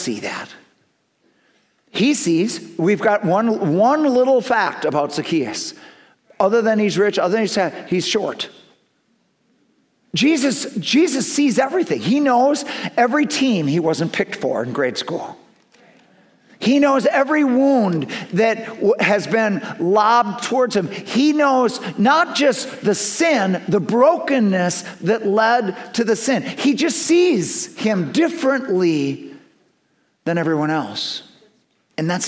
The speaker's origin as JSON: {"language": "English", "town": "Milton", "region": "Wisconsin", "country": "United States", "tie": "born or raised there", "also_born_or_lived": "Madison, Wisconsin", "said": "I'm from Milton, Wisconsin"}